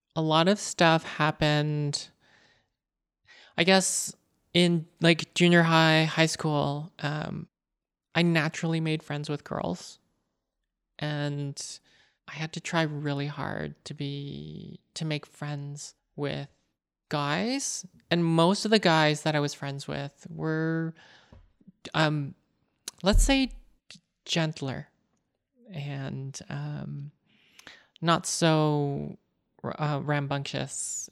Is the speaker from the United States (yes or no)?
no; Canada; I am Canadian born Chinese. My parents are from Hong Kong